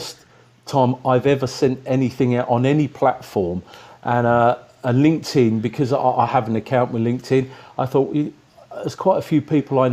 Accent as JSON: {"language": "English", "town": "Rainham", "region": "South East England", "country": "United Kingdom", "moved": "as an adult", "lives_now": "China", "said": "I'm actually from the Medway Towns in Kent, from Raynham."}